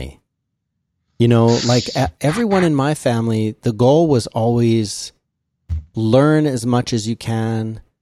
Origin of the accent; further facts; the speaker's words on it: Philadelphia, Pennsylvania, United States; Where I grew up in Philadelphia